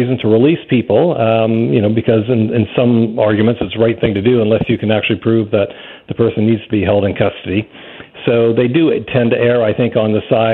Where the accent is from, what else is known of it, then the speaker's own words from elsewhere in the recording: Vancouver, British Columbia, Canada; I grew up in Vancouver, and I've always felt Vancouver to be a very safe city